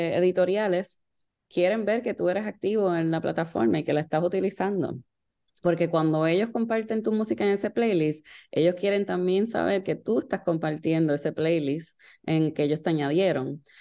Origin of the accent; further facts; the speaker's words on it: Puerto Rico; moved away; originalmente yo soy de Puerto Rico